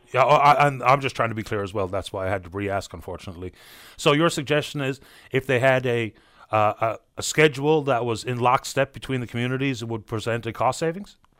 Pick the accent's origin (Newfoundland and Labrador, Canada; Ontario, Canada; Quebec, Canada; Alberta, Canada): Newfoundland and Labrador, Canada; St. John's; I grew up on Smithville Crescent